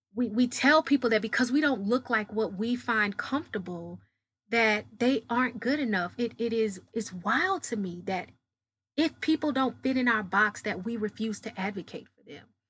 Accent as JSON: {"language": "English", "town": "Dallas", "region": "Texas", "country": "United States", "said": "I'm from Dallas, Texas. I'm a country girl, uh, masquerading as a city slicker"}